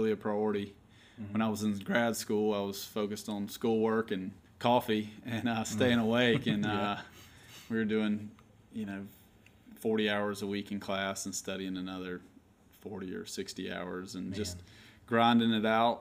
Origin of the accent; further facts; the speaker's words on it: Opelika, Alabama, United States; also born or lived in Atlanta, Georgia; now in Auburn, United States; I grew up in Opelika, so grew up an Auburn fan